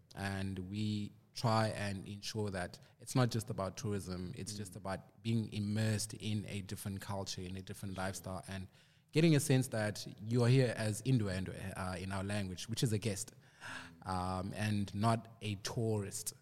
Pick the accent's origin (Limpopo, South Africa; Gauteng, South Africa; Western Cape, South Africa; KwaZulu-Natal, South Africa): Western Cape, South Africa; Cape Town; also born or lived in Port Elizabeth; I was actually born in PE, but I grew up in Cape Town.